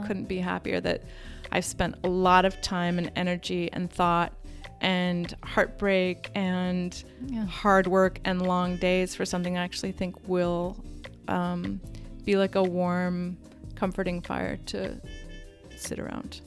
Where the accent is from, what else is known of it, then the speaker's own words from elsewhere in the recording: Midwest, United States; I'm from the Midwest